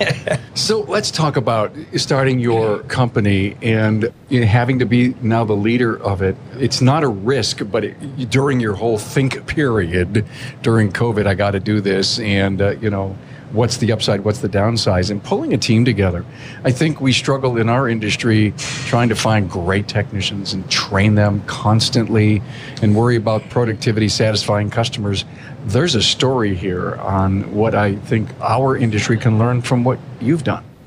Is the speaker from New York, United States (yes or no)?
yes; Buffalo, New York, United States; He's from my hometown